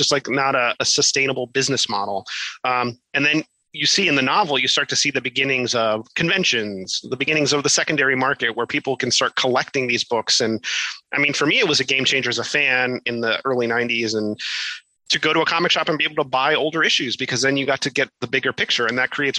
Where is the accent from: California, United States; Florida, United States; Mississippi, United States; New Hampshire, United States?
Florida, United States; Miami; set in Miami, my hometown